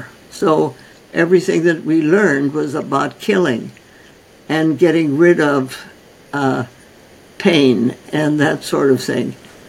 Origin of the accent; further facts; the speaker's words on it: North India, India; I was born and raised in North India. My parents were osteopathic physicians trained by A.T. Stild, who started the concept of osteopathy in 1912 and 1913. And they then went out to India as medical missionaries with the Presbyterian Church. And I was born there.